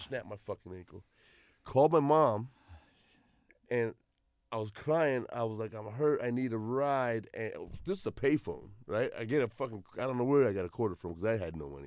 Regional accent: Mesa, Arizona, United States; I grew up in Mesa.

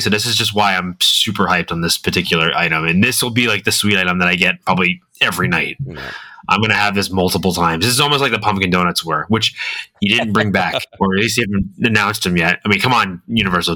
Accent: Massachusetts, United States; now in Florida, United States; growing up in the Northeast

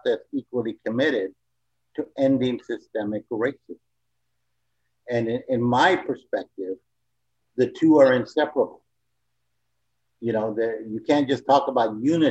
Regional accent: San Antonio, Texas, United States; moved away; also born or lived in California; I basically was born and raised in San Antonio, Texas

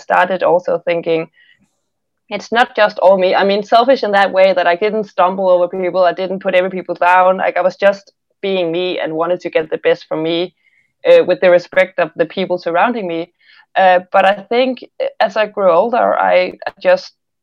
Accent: Denmark; I'm from a very small town here in Denmark

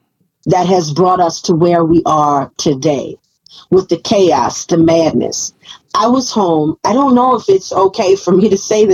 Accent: New Orleans, Louisiana, United States; moved away; I'm from New Orleans.

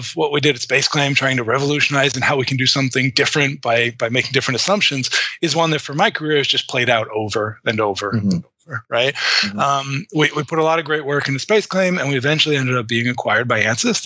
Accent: Massachusetts, United States; I grew up, you know, in a more rural suburb of Massachusetts. So I'm calling in from Wayland, Massachusetts.

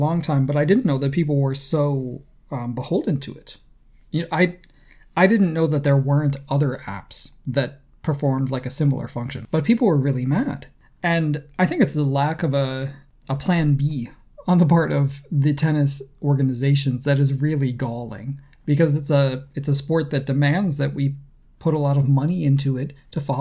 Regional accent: United States; as an American, I have to own that this is, you know, this is the image that my country puts out to the world

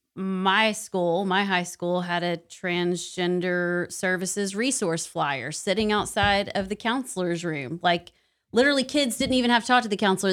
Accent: Knoxville, Tennessee, United States; I'm from Knoxville

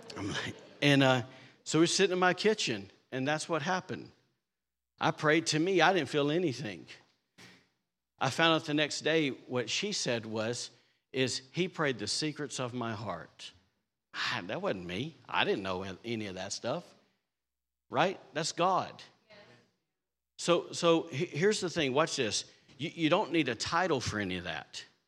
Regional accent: Alabama, United States; now in Rockport, Maine, United States; I'm a redneck from Alabama

